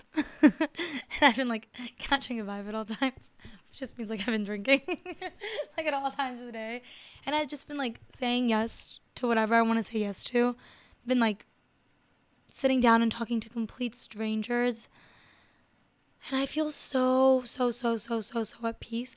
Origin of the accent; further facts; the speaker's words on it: Miami, Florida, United States; I grew up in Miami. I grew up in a huge city, and I grew up as an immigrant